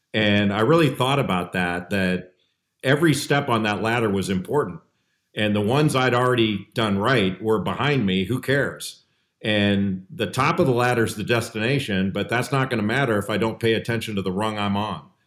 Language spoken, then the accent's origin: English; Los Angeles, California, United States; I grew up in Los Angeles.